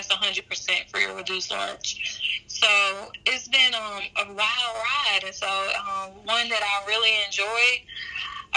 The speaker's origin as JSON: {"language": "English", "town": "Terry", "region": "Mississippi", "country": "United States", "also_born_or_lived": "Alabama", "accent": "deep southern", "moved": "as an adult", "lives_now": "Georgia, United States", "said": "I'm from Mississippi. So the small town called Terry, Mississippi, about 15 minutes south of Jackson, Mississippi, the state capital. And I have a very deep southern accent."}